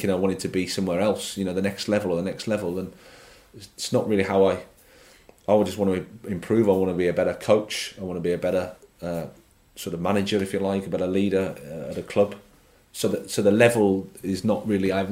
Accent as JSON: {"language": "English", "region": "England", "country": "United Kingdom", "said": "I'm an Englishman, so I can say this that it is quite um, blinkered to, to you know English football"}